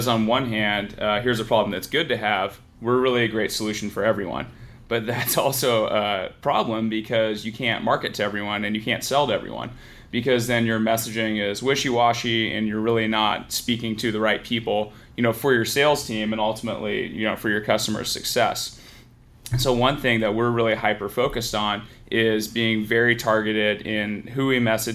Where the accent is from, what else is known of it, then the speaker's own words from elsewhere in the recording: San Francisco Bay Area, California, United States; I grew up here in the San Francisco Bay Area